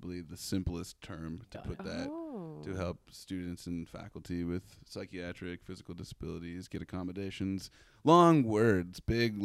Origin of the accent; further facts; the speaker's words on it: Grand Ledge, Michigan, United States; moved away as an adult; also born or lived in Spring Lake, Michigan; I was born in Grand Rapids, lived there for a spell, lived on the west side in Spring Lake, like right outside of Grand Haven for a minute. And then I grew up in a small town called Grand Ledge